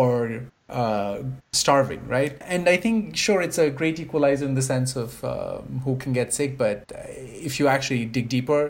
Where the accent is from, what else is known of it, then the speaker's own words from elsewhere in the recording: India; now in Canada; having grown up in privilege in a country where medical services are differently offered. So I grew up